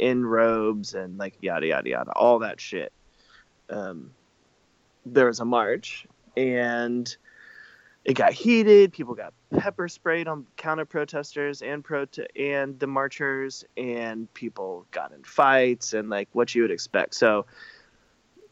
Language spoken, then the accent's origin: English; the South, United States; growing up in the South, I had to work really